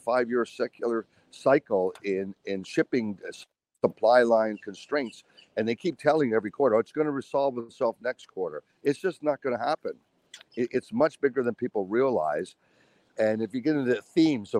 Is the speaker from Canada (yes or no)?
no; United States; as an American